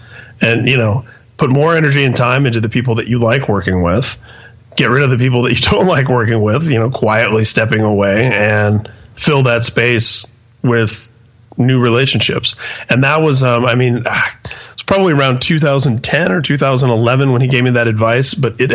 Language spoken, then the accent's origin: English; Indianapolis, Indiana, United States; also born or lived in San Mateo, California; Yeah, I was born and raised in Indianapolis. There was a brief period of about 2 years from age 2 to 4